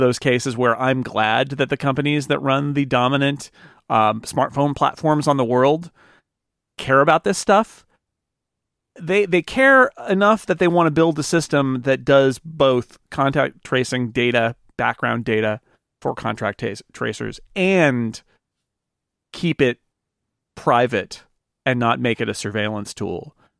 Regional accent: United States; as an American

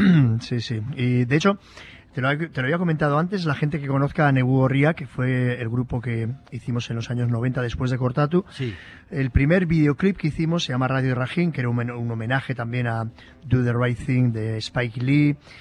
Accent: Basque Country, Spain; ese fatalismo de los vascos

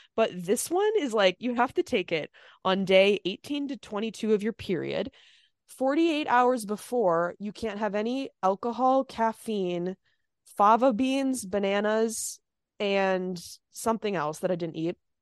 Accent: Minnesota, United States; moved away; I'm also from Minnesota

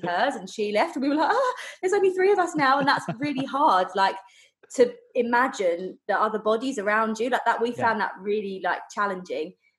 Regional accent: Essex, East of England, United Kingdom; I'm from Essex in the UK

